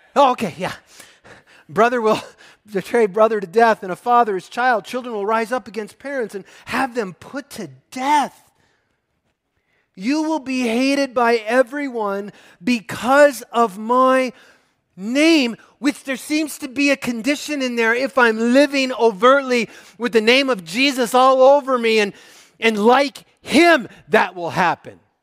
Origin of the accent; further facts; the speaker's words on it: Minnesota, United States; I come from Minnesota where there's timber wolves.